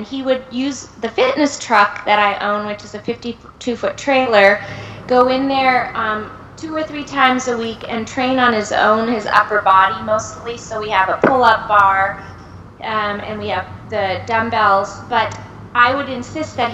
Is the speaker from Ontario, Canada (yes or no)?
yes; Brockville, Ontario, Canada; moved away as an adult; also born or lived in Germany / Toronto, Canada; I was raised in Brockville, Ontario, Canada